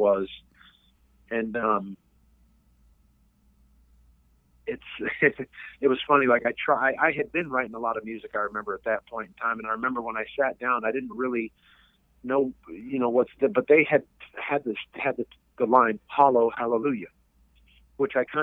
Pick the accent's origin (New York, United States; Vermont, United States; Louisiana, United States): Vermont, United States; I'm a guy from Vermont